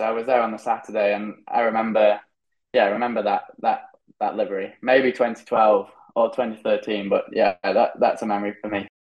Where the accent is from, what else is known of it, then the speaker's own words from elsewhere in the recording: United Kingdom; now in Spain; I'm British. I haven't had the same upbringing as the rest of them